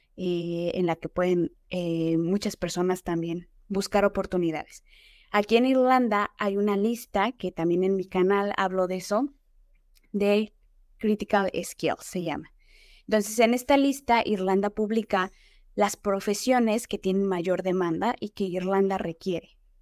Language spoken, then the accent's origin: Spanish; State of Mexico, Mexico; moved away as an adult; now in Dublin, Ireland; yo nací en la Ciudad de México. Eh, tiempo después me fui a vivir al Estado de México y ahí es básicamente donde yo crecí.